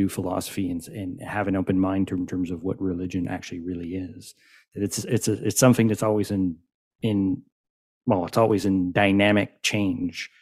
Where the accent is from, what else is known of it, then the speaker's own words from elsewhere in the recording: Quebec, Canada; I'm French speaking and I'm from Quebec